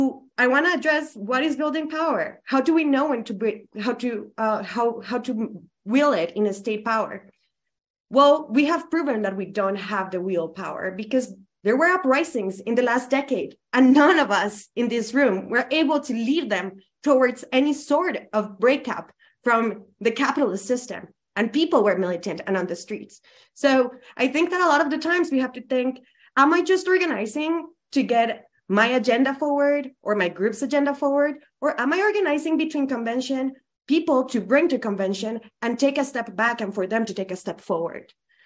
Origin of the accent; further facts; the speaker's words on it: Colombia; English is a second language; I am from Colombia. I am an immigrant.